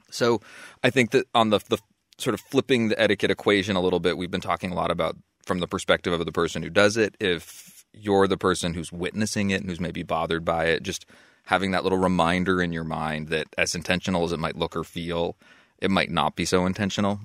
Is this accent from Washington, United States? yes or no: no; Waterbury, Vermont, United States; my hometown, to my stomping grounds